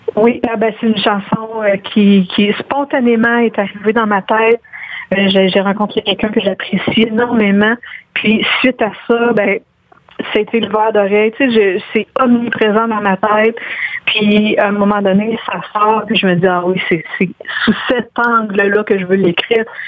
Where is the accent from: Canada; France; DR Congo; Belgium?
Canada; Quebec; also born or lived in Guatemala; j'ai, une culture québécoise, je parle euh, français très, très bien